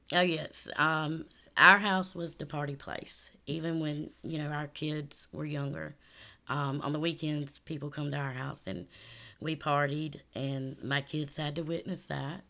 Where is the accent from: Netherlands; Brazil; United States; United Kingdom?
United States; Florence, South Carolina; Here in Florence, South Carolina.